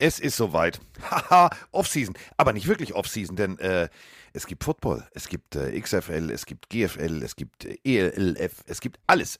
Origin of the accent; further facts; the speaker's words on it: Hamburg, Germany; ich bin aus Hamburg